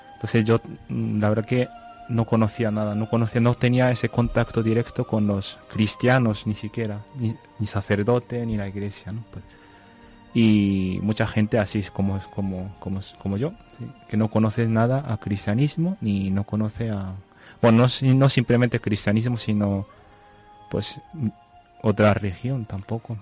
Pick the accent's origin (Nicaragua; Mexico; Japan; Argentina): Japan; Spanish is a second language; moved away as an adult; also born or lived in Vancouver, Canada; now in Navamorcuende, Spain; soy japonés y pues mi ciudad se llama Ibaraki, que está cerca de Tokio, centro de Japón.